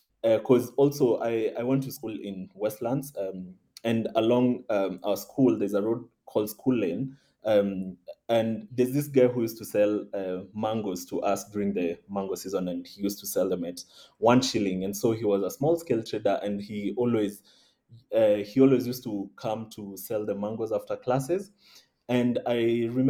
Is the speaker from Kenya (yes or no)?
yes; Nairobi, Kenya; I was born and raised in Nairobi